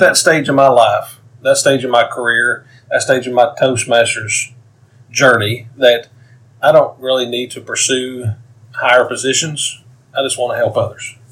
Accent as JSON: {"language": "English", "town": "Knoxville", "region": "Tennessee", "country": "United States", "said": "I am from Knoxville, Tennessee"}